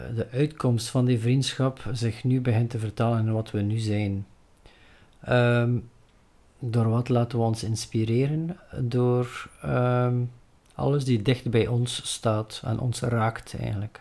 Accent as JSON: {"language": "Dutch", "region": "Flanders", "country": "Belgium", "said": "we zijn Belgen, we zijn, we zijn Vlaming"}